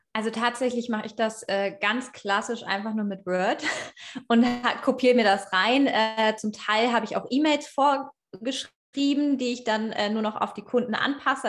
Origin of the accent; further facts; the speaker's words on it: Hanover region, Schaumburg, Lower Saxony, Germany; ich komme aus der Region Hannover, eigentlich Schaumburgerin, aber ich fühle mich als Hannoveranerin.